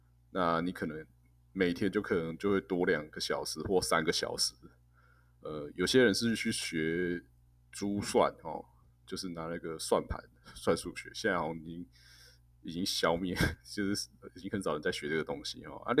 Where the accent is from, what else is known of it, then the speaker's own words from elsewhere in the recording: Taiwan; 我们台湾人就开始加班了